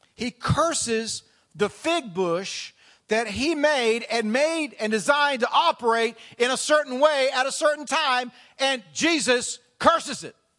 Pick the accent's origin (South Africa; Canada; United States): United States; the South; now in Front Royal, United States; I came from the South